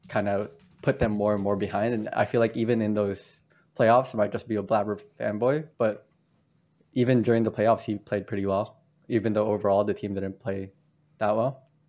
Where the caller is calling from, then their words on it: San Francisco, California, United States; Hello, I'm calling from San Francisco.